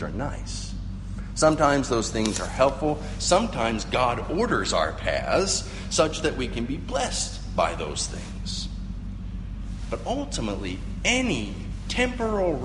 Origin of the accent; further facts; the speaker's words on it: Appalachian Mountains, United States; growing up near the Appalachian Mountains